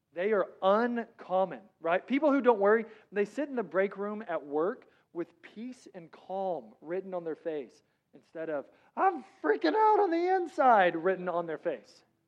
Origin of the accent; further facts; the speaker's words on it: Texas, United States; I'm from Texas